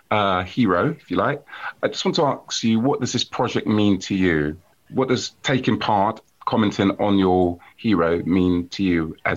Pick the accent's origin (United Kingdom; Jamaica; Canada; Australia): Jamaica; I'm a Jamaican, and there's many Yoruba uh, heroes that I identify with as well.